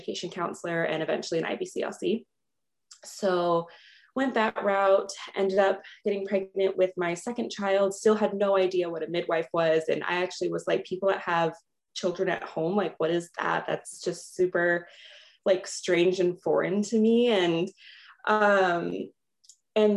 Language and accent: English; Los Angeles, California, United States; moved away as an adult; now in Minnesota, United States; I originally was born and raised in Los Angeles, California, and just moved to Minnesota during the pandemic